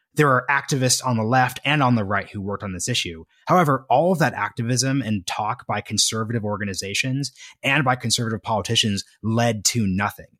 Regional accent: Oregon, United States; my home state of Oregon

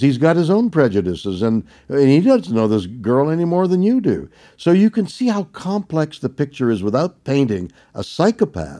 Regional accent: Montreal, Quebec, Canada; I was brought up in Montreal, Canada

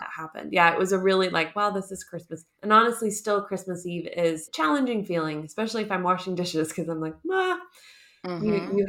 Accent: Southeast, United States; moved away as an adult; now in Munich, Germany; I live in Munich, Germany, but I'm originally from the United States. Particularly, I call it the Southeast because I was a military kid.

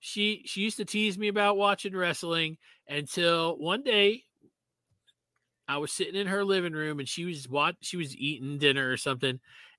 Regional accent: Miami Beach, Florida, United States; now in Atlanta, United States; I grew up in Miami Beach, so Florida

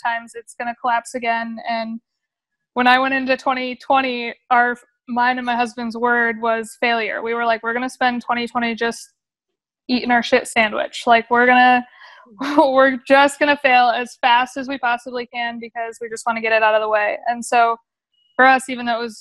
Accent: Grand Rapids, Michigan, United States; moved away as an adult; now in Texas, United States; I'm originally from Grand Rapids, Michigan.

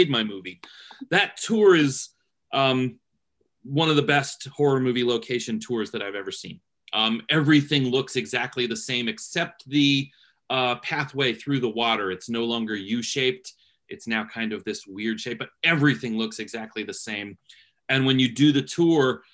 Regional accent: Canton, Ohio, United States; moved away as an adult; now in Cincinnati, United States; I'm from Cleveland area, Canton, Ohio, actually. But right now I live in Cincinnati, Ohio

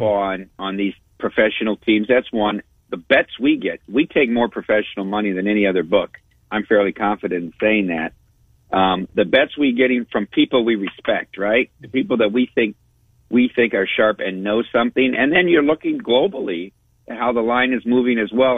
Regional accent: Iowa, United States; now in Las Vegas, United States; get back to my home state

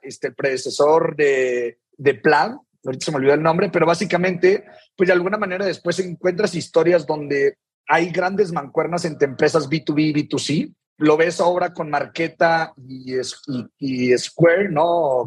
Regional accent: Saltillo, Coahuila, Mexico; yo soy de Saltillo, Coahuila, digo, tuve una infancia normal

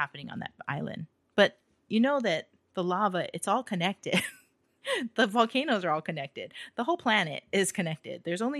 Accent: Hawaii, United States; That's the only thing I ever had growing up in Hawaii.

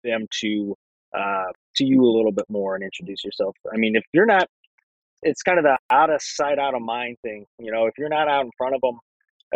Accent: St. Louis, Missouri, United States; we're from St. Louis area

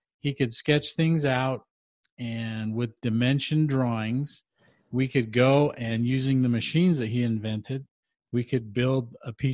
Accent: Utah, United States; I grew up in Utah

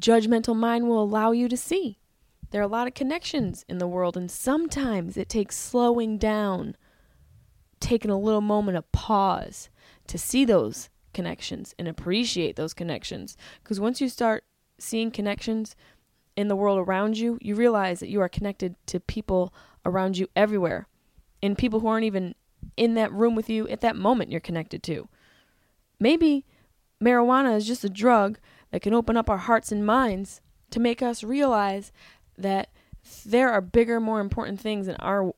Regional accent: Syracuse, New York, United States; I grew up in Syracuse, New York

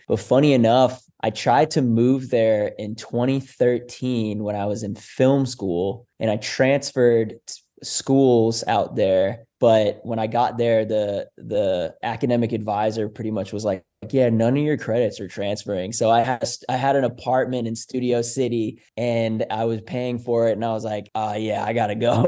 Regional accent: Foxborough, Massachusetts, United States; now in Vermont, United States; being at the bus stop in my hometown of Foxborough, Massachusetts

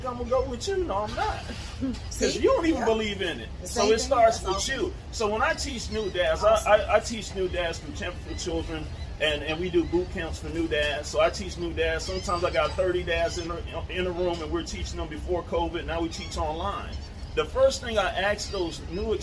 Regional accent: Tampa, Florida, United States; I marched in West Tampa. That's my stomping ground, born and raised

